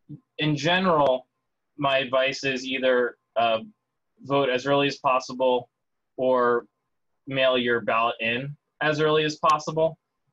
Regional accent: Wisconsin, United States; I've checked into Pennsylvania and my home state, Wisconsin.

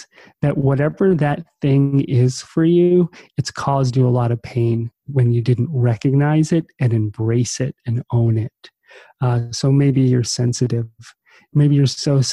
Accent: New Jersey, United States; growing up in New Jersey on the East Coast, kind of in the shadow of Manhattan.

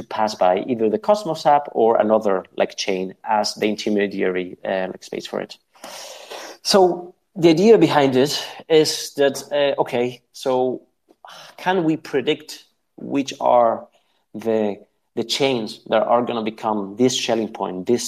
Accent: Spain; I'm from Spain

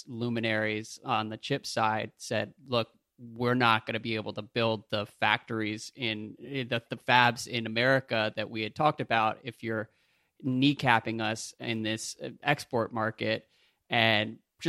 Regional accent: United States; as an American

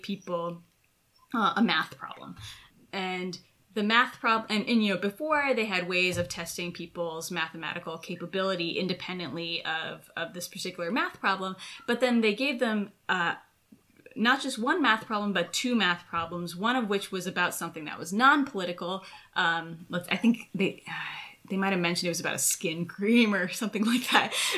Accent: United States; moved away as an adult; now in Israel; As an American living in Israel

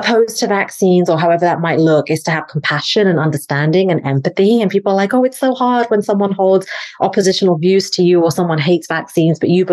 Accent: England, United Kingdom; moved away as an adult; now in United States; I'm from England, originally live in the States now

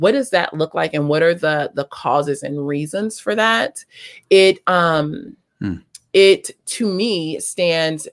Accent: Los Angeles, California, United States; also born or lived in South Africa; I grew up in South LA.

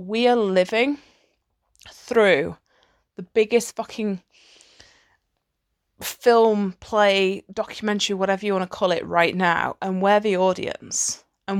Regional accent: United Kingdom; which I find hilarious, especially as like a Brit, because the British sense of humor is fucking hilarious.

